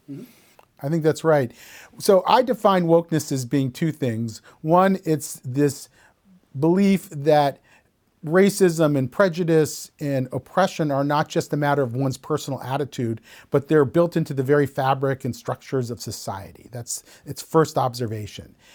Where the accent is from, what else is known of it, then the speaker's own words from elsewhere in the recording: Columbus, Ohio, United States; When I was growing up in Columbus, Ohio, in, you know, the nineteen seventies and nineteen eighties